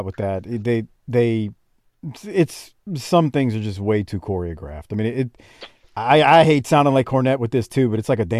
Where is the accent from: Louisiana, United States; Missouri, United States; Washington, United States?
Louisiana, United States; New Orleans; I grew up in New Orleans